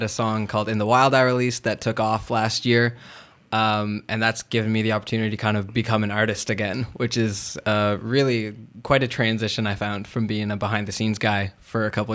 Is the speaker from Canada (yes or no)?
yes; Steady Brook, Newfoundland and Labrador, Canada; moved away as an adult; now in Toronto, Canada; back home in Newfoundland, where I was raised. I'm from Steady Brook, a little community of about 300 people.